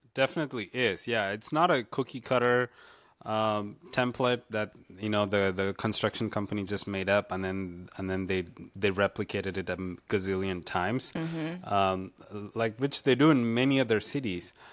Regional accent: South India, India; now in Florida, United States; I grew up in India and the in the South in mm-hmm. South India

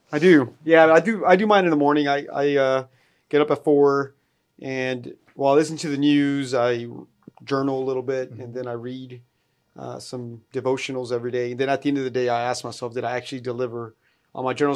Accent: Fort Worth, Texas, United States; moved away; Fort Worth, Texas, uh, my hometown

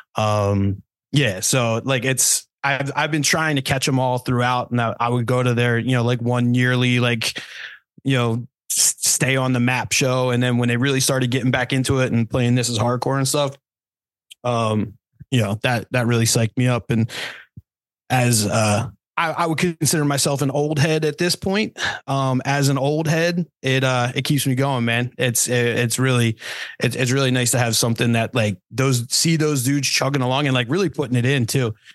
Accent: New Jersey, United States; we're all from Jersey. I'm I'm from a little souther Jersey than the other guys

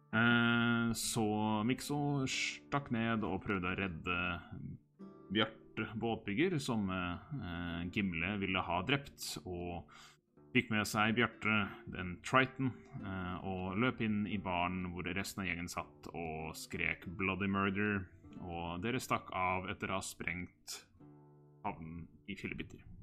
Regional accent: Hamar, Innlandet, Norway; moved away; jeg er en liten tur hjemme på Hamar

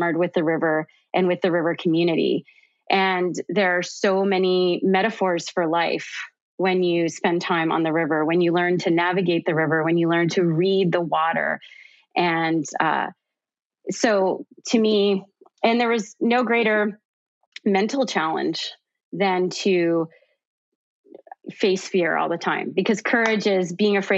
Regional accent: Canada; now in United States; I'm originally from Canada. I now live in the US

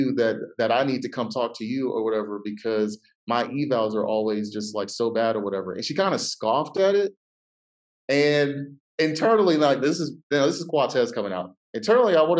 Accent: Ohio, United States; I'm from Ohio

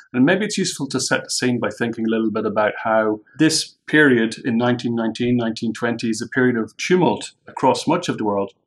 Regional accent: Ireland; an Irish subscriber to the show

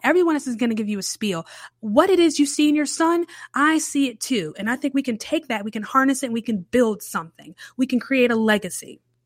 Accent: Charlotte, North Carolina, United States; I grew up in Charlotte

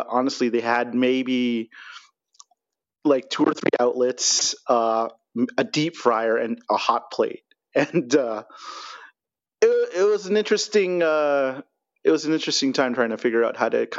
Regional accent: Toronto, Ontario, Canada; now in Calgary, Canada; I was in Toronto proper. I was born in North York, like a very Filipino neighborhood along Bathurst Street.

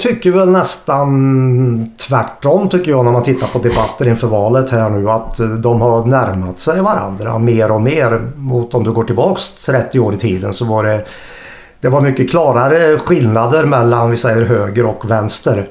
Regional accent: Hagfors, Värmland, Sweden; moved away as an adult; also born or lived in Karlskoga / Linköping; now in Gothenburg, Sweden; när jag växte upp i Hagfors, en klassisk bruksort

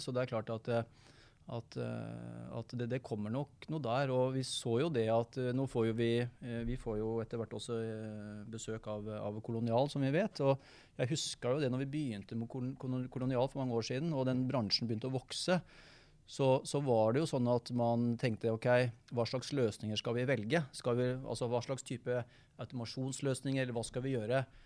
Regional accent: Hammerfest, Finnmark, Norway; jeg er jo fra Hammerfest. Det er jeg jo stolt av. Det er jo en gutt med krutt, det, som kommer nordfra

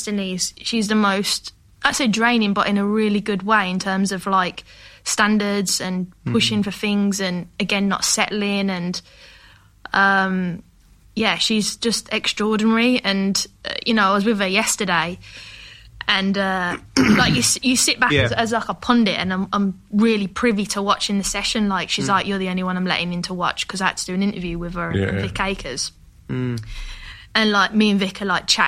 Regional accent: Birmingham, West Midlands, United Kingdom; moved away as an adult; also born or lived in United States; I'm coming from Birmingham

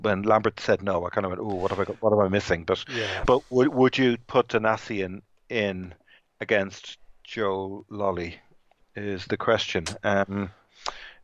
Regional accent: South County Dublin, Leinster, Ireland; I grew up in South County Dublin

